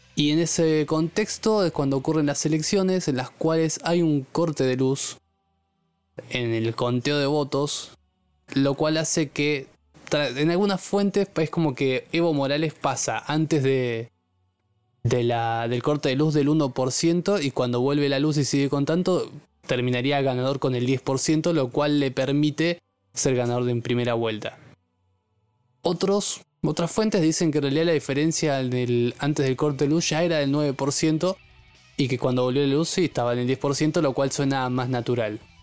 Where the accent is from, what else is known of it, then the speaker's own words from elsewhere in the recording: Argentina; nosotros como argentinos